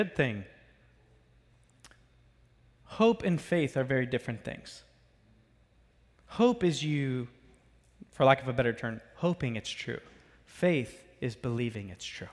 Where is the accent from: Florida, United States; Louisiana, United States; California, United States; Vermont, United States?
Florida, United States; I'm from Florida